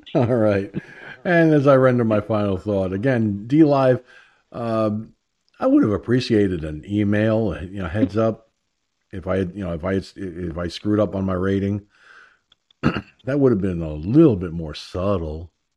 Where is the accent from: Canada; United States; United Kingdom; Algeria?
United States; I'm an American. I was born in America, raised in America, educated in America